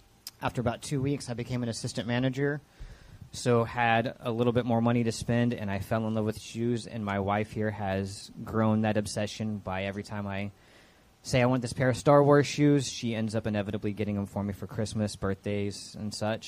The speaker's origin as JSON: {"language": "English", "town": "Fort Worth", "region": "Texas", "country": "United States", "tie": "born or raised there", "said": "the Edna Gladney Center, which is where I was born in Fort Worth"}